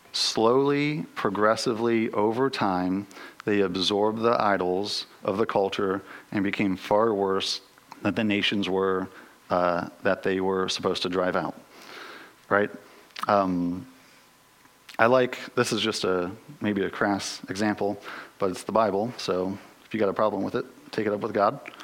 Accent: United States; as American Western Christians

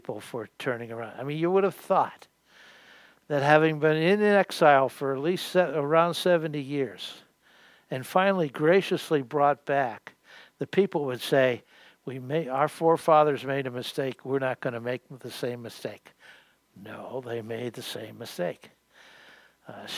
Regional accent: Western Pennsylvania, United States; moved away; also born or lived in Queens, New York City; I grew up in Western Pennsylvania. We moved to New York City, Queensboro, New York City.

